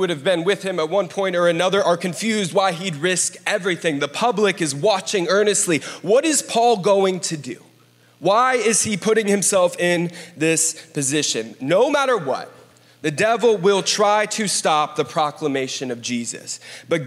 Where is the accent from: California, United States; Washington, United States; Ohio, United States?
Ohio, United States; Columbus; I grew up in Columbus, Ohio